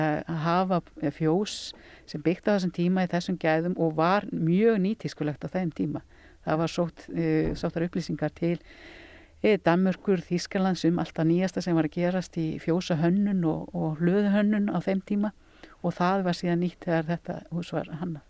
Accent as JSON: {"language": "Icelandic", "area": "Hvanneyri area, Borgarfjörður", "region": "Western Region", "country": "Iceland", "tie": "born or raised there", "said": "ég er búndi á næsta bæ, Össu, er þar með smá fjárpústikap og fætt þar upp alinn"}